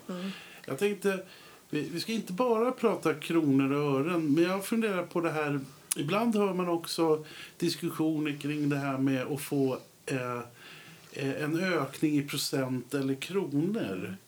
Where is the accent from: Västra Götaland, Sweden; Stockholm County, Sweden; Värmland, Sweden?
Stockholm County, Sweden; Södertälje; Jag är ju uppväxt i Södertälje.